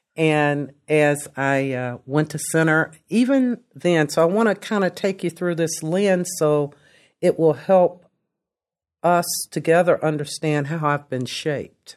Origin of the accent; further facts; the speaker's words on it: Lexington, Kentucky, United States; also born or lived in Delaware; I grew up in Lexington. I grew up in a segregated Lexington.